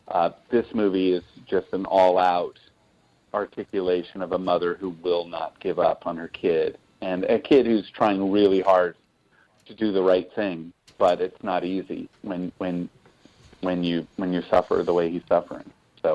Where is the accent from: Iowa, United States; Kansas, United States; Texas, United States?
Iowa, United States; West Des Moines; I grew up in West Des Moines, and of course, if you're from West Des Moines, you either...